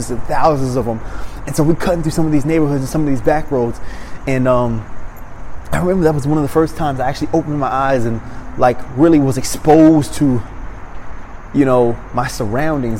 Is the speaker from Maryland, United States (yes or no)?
yes; Maryland, United States; moved away; I come from Maryland.